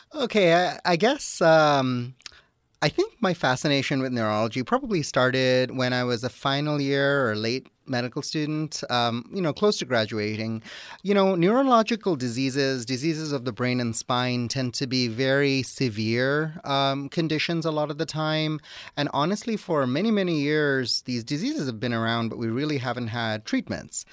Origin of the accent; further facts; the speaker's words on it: Toronto, Ontario, Canada; moved away as an adult; also born or lived in Wisconsin / Atlanta, Georgia; now in Dalton, Georgia, United States; I'm originally from Toronto, Canada, but I did my training in Wisconsin